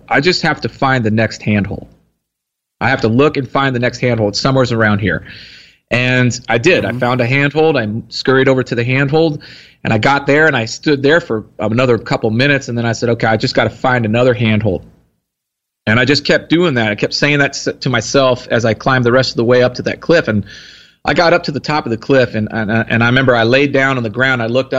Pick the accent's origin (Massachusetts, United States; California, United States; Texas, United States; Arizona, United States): Texas, United States; Here in Texas.